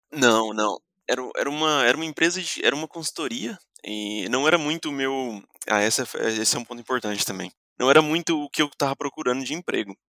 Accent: Brazil; moved away as an adult; now in Netherlands; como brasileiro

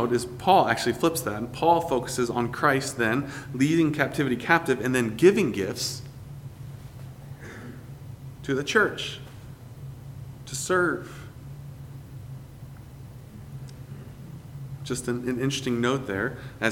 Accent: Greenville, South Carolina, United States; my growing up in Greenville, South Carolina

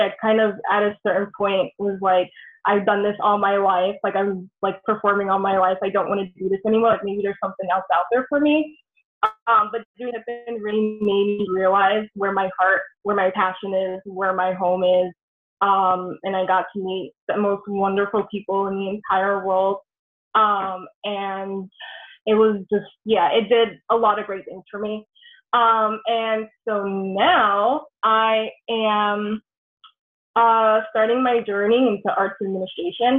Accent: New York City, New York, United States; moved away; also born or lived in Connecticut; I am originally from New York. I'm born and raised in the Bronx, New York.

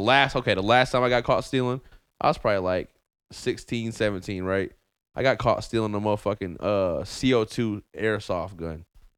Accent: Arizona, United States; I grew up in Arizona.

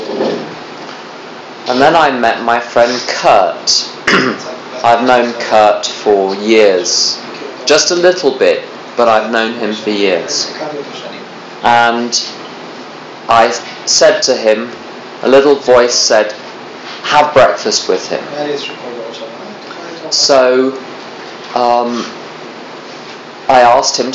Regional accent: England, United Kingdom; I'm from England

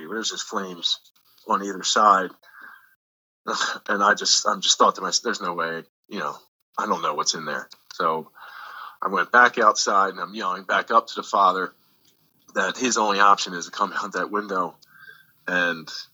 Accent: Philadelphia, Pennsylvania, United States; now in New Jersey, United States; originally from Northeast Philadelphia, but I moved to New Jersey in 1993

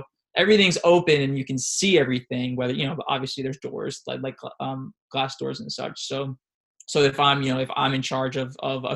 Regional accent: New York, United States; moved away; also born or lived in South Philadelphia / Phoenix; we're both from New York, me and my wife

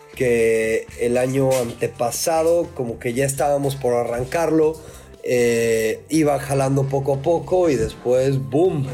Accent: Mexico City, Mexico; moved away as an adult; also born or lived in Cancún, Quintana Roo; now in Valle de Guadalupe, Mexico; yo soy originario de la Ciudad de México. Este, ahora sí, born and raised en el Chilango

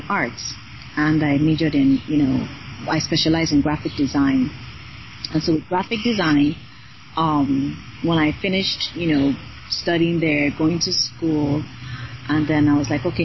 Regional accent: Nigeria; first language Yoruba; moved away as an adult; also born or lived in Canada; I went to my middle school and high school in Nigeria.

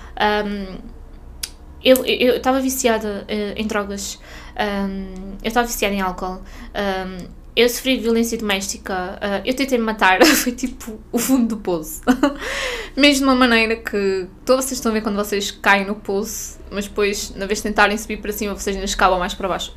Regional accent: Norte, Portugal; moved away as an adult; now in Portimão, Portugal; fui obrigada a voltar para o norte.

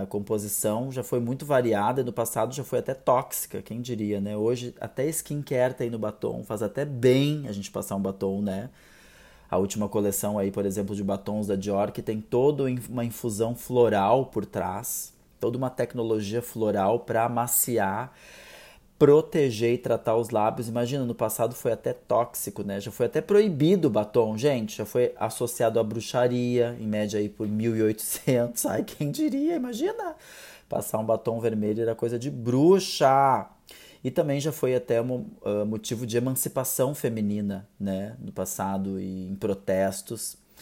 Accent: South Region, Brazil; eu sou aqui do Sul

